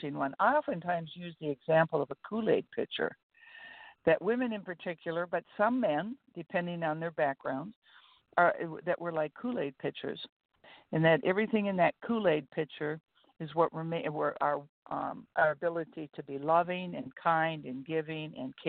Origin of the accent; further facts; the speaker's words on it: Fergus Falls, Minnesota, United States; I grew up in a small town that to this day, Fergus Falls, Minnesota, has more churches per population than any city in the United States.